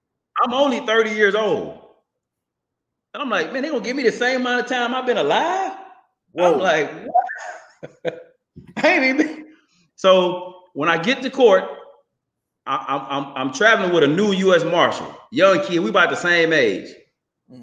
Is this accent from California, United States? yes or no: no; Houston, Texas, United States; Growing up in Houston, Texas, I went to Holy Temple Church of God in Christ on Reed Road in South Park.